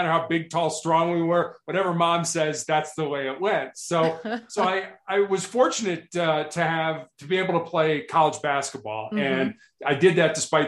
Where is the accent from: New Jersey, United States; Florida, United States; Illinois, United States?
Illinois, United States; Chicago; also born or lived in Atlanta, Georgia / Columbus, Ohio / Charleston, South Carolina / Santa Barbara, California; now in Denver, United States; I born and raised in Chicago